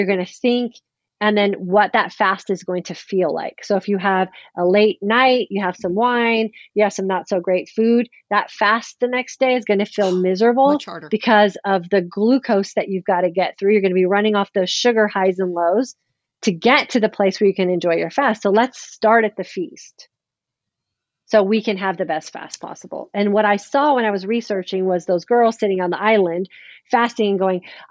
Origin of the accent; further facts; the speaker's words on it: California, United States; I'm a California girl. Yes. I grew up in California.